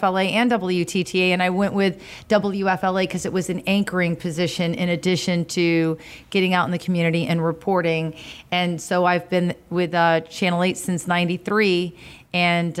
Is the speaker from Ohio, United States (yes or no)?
no; Tampa, Florida, United States; also born or lived in Auburn, Alabama / Montgomery, Alabama; I'm from here. I'm third generation, you know, born and raised in Tampa